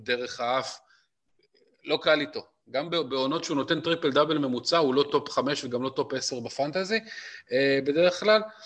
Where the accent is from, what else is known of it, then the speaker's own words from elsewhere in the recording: Israel; כולנו, בתור ישראלים פרובינציאליים